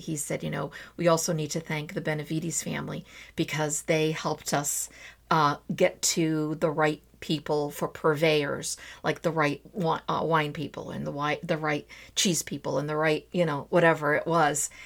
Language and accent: English; Azores, Portugal; moved away; also born or lived in Trás-os-Montes / Santa Maria / São Miguel; I would always put in a Zorian twist to everything because I'm from the Azores